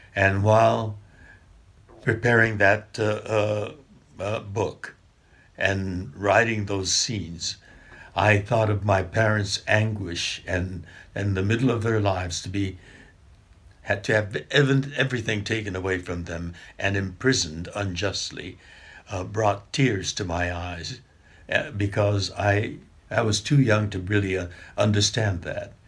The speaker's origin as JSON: {"language": "English", "town": "Los Angeles", "region": "California", "country": "United States", "tie": "born or raised there", "also_born_or_lived": "Arkansas", "said": "I was born here in Los Angeles."}